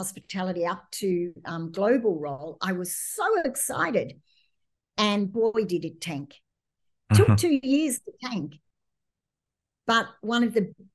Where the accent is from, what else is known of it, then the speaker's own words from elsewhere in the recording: Australia; moved away; being Australian